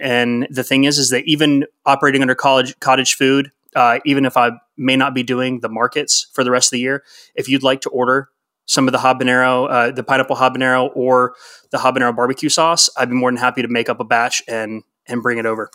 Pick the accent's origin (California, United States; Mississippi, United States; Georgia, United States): Georgia, United States; Atlanta; moved away as an adult; also born or lived in Texas (UTMB area); we're actually f, originally from Atlanta.